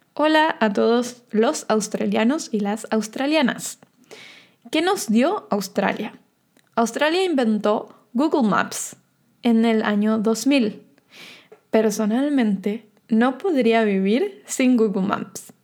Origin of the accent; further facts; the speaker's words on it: Argentina; yo soy de Argentina